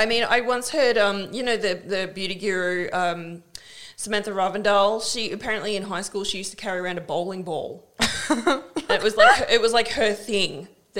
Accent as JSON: {"language": "English", "town": "Carrum Downs", "region": "Victoria", "country": "Australia", "said": "you're from the city and I'm from Carrum Downs"}